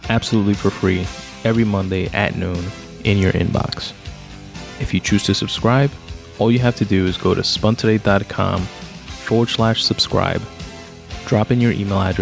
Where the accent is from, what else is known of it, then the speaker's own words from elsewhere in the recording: New York City, New York, United States; I was born in Brooklyn, grew up in Queens